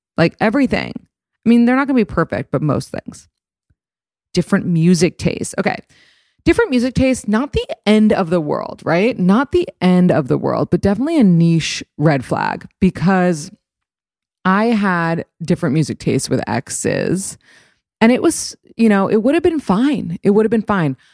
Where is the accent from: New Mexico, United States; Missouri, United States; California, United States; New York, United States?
New York, United States; New York City; I grew up in New York City